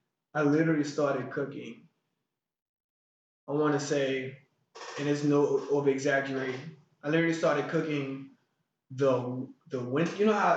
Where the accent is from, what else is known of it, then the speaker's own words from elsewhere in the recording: Hollywood, California, United States; Because I'm from Hollywood. I've never had a lobster day in my life.